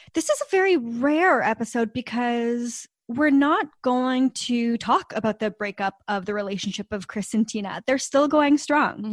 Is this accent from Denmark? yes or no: no; Canada; we're Canadian